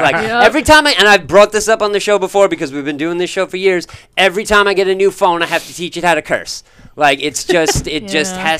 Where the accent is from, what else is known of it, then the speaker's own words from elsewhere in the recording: Canada; I'm Canadian, but my lawyer ain't.